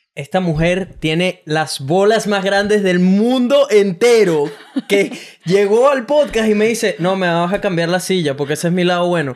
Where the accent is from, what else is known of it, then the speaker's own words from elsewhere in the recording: Venezuela; now in Brisbane, Australia; soy un venezolano que vive en Brisbane, Australia